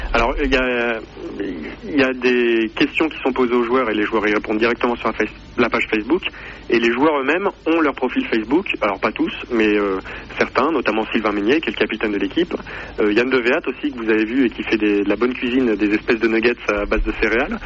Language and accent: French; Poitiers, Nouvelle-Aquitaine, France; je suis de Poitiers et que donc le club est à Poitiers